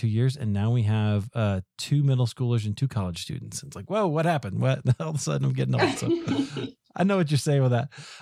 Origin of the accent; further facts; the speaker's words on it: United States; we Americans